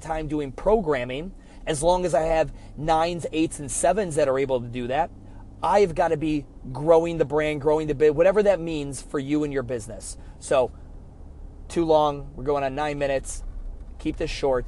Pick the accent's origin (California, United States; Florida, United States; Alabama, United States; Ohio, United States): Ohio, United States; Cleveland; I'm from Cleveland